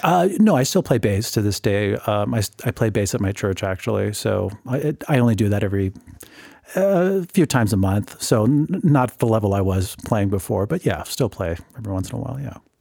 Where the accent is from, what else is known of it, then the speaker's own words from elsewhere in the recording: Whittier, California, United States; now in Grand Junction, United States; my home city was Whittier. That's where I was born and raised